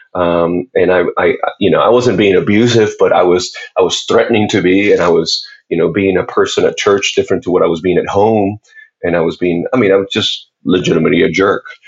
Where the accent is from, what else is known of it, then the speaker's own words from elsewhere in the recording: Puerto Rico; I was born and raised in Puerto Rico